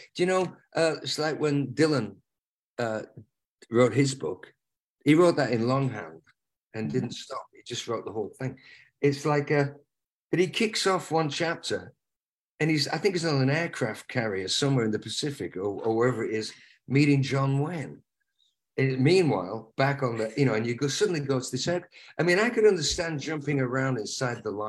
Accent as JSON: {"language": "English", "town": "Lancaster", "region": "North West England", "country": "United Kingdom", "tie": "born or raised there", "also_born_or_lived": "the Northwest", "moved": "yes", "said": "Lancaster, my hometown"}